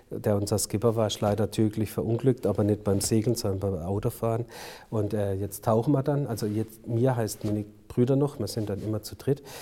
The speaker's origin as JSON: {"language": "German", "town": "Durbach", "region": "Baden-Württemberg", "country": "Germany", "tie": "born or raised there", "said": "Meine Heimat ist das Durbachtal. Ja. Ich bin hier geboren und ich sage dann immer, ich werde hier wahrscheinlich auch sterben"}